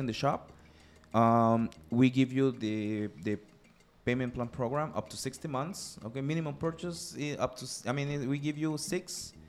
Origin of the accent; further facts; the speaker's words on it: Mérida, Yucatán, Mexico; I'm from Yucatan.